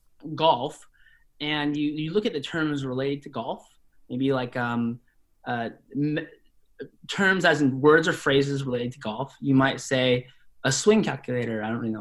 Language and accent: English; Spokane, Washington, United States; So I was raised in Spokane, Washington, and Spokane, Washington is more or less a working class city in Eastern Washington.